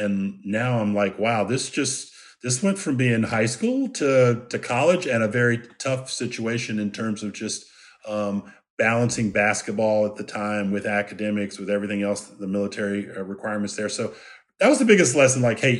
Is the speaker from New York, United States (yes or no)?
no; Washington, District of Columbia, United States; So I grew up in the Washington, D.C. area.